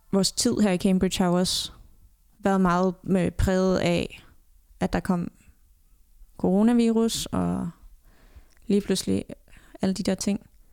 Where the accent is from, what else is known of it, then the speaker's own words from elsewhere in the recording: Denmark; moved away as an adult; jeg var hjemme i Danmark